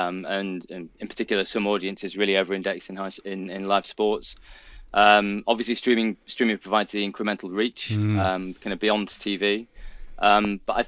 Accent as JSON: {"language": "English", "area": "Lancashire", "region": "North West England", "country": "United Kingdom", "moved": "yes", "lives_now": "South of England, United Kingdom", "said": "I'm originally from the northwest of England, but now that I live down south"}